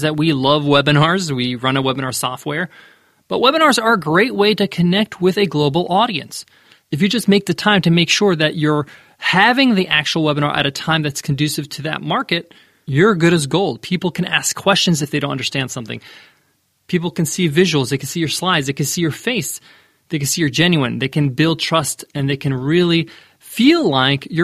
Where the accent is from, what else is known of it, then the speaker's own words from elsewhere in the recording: New York, United States; I'm from New York